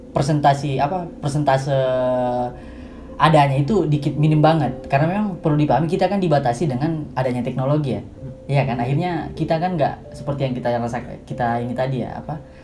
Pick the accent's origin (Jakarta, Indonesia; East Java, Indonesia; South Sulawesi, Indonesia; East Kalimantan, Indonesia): South Sulawesi, Indonesia; Makassar; moved away as an adult; now in Yogyakarta, Indonesia; Saya dari Makassar. Tiba di Jogja sekitar setahun yang lalu.